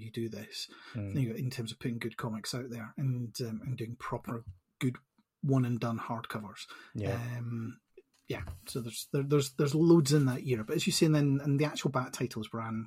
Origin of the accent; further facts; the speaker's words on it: Edinburgh, Scotland, United Kingdom; born and bred in Edinburgh, but I went to Edinburgh University